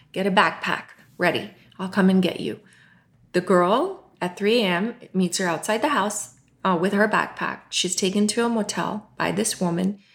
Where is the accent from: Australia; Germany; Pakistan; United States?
Pakistan; moved away; born in Pakistan, uh, raised Muslim